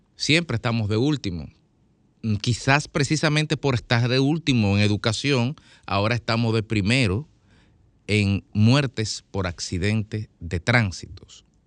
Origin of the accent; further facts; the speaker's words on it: Dominican Republic; como dominicanos